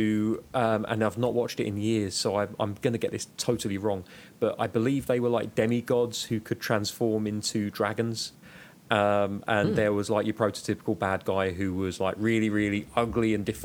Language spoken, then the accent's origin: English; United Kingdom